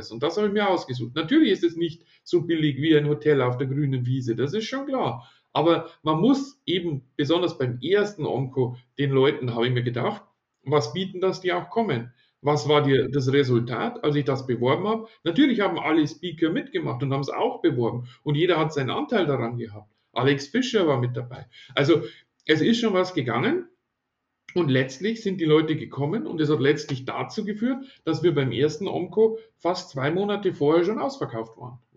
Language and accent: German; Ingolstadt, Bavaria, Germany; Ich komme ja aus Ingolstadt, wie gesagt